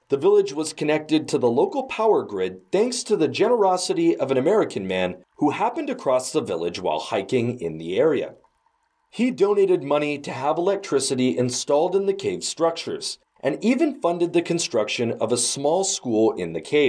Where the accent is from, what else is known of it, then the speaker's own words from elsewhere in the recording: Canada; now in China; my home country of Canada